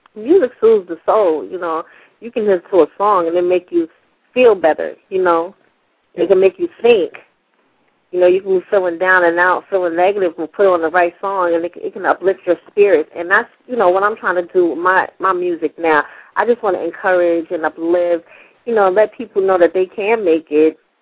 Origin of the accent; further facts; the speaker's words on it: New York City, New York, United States; growing up in New York